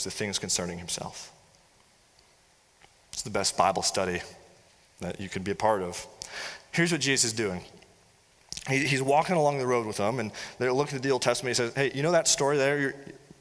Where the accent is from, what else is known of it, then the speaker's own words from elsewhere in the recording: United States; I'm associating myself as an American